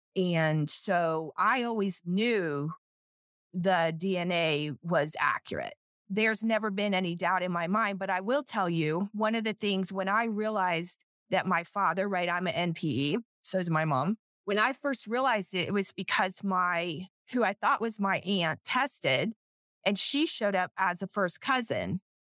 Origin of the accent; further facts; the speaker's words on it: South Florida, United States; I'm from South Florida